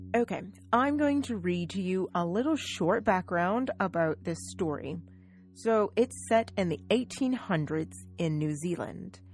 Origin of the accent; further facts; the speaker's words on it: United States; I am an American. I'm from the United States, in fact.